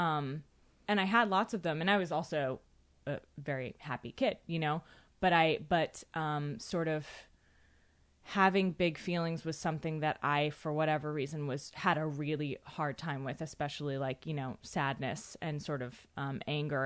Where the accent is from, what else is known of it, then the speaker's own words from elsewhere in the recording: Andover, Massachusetts, United States; I'm from Andover, Massachusetts.